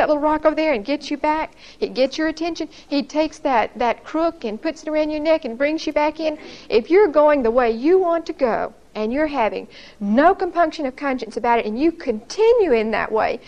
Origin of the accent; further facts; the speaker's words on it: Brookhaven, United States; born or raised there; moved away as an adult; now in Huntsville, United States